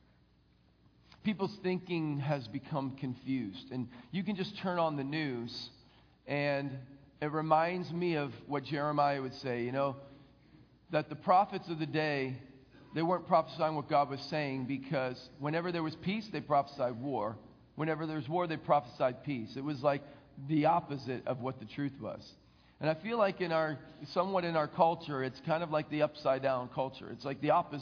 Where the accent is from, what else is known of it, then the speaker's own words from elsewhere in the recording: Philadelphia, Pennsylvania, United States; I grew up in the Philadelphia area